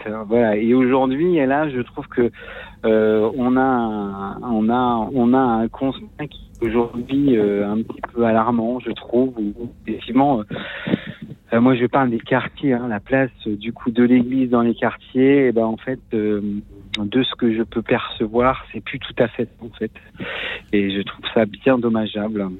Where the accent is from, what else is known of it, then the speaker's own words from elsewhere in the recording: Lorient, Brittany, France; je suis de, de Lorient